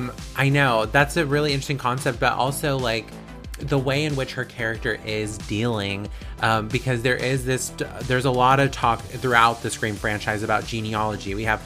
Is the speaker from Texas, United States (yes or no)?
no; Vallejo, California, United States; in my hometown, Vallejo, which is, I mean, one of the, a good city, good sized city in the Bay Area